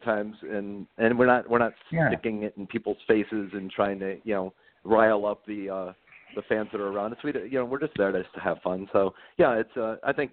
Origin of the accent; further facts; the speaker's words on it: Detroit, Michigan, United States; we're from Detroit, so we're Tigers fans.